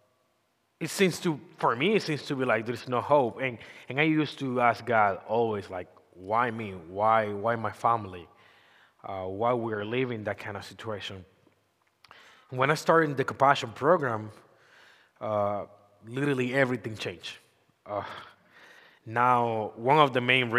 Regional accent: Dominican Republic; English is a second language; moved away; I'm come from Dominican Republic.

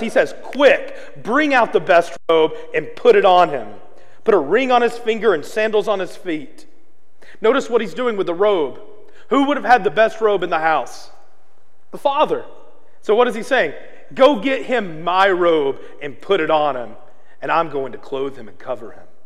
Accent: Arkansas, United States; I'm from Arkansas, and one of the things we have a lot of is hog farms.

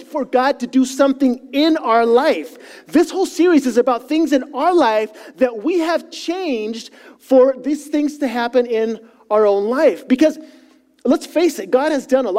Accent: Chile; moved away; Now, I grew up in South America

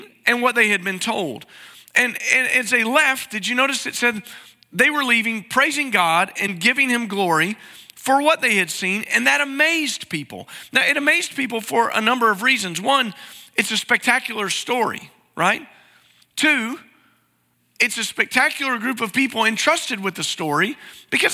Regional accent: East Tennessee, United States; I grew up in East Tennessee

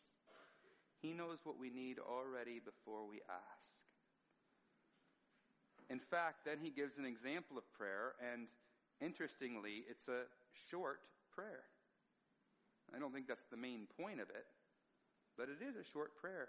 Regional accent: United States; As an American

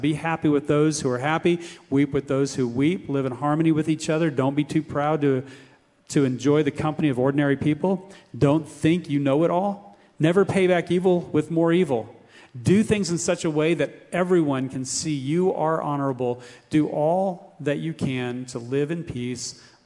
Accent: United States; As Americans, we're raised with this individualism

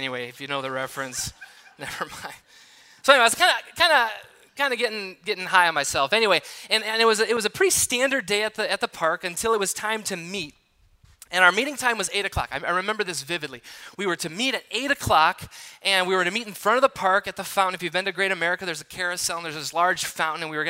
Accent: Milwaukee, Wisconsin, United States; now in Michigan, United States; I grew up in the Milwaukee area

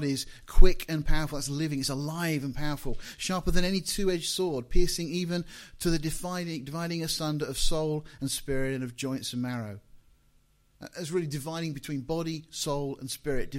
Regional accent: Deal, South East England, United Kingdom; now in Portsmouth, United Kingdom; I was born in Deal in Kent

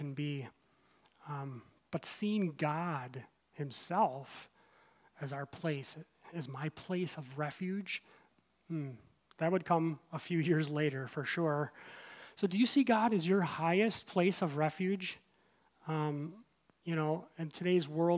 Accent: Midwest, United States; moved away; also born or lived in Aurora / Naperville; I grew up in the Midwest

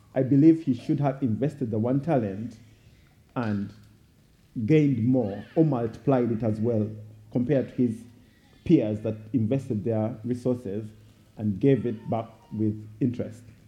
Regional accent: Uganda; I was born and raised in Uganda

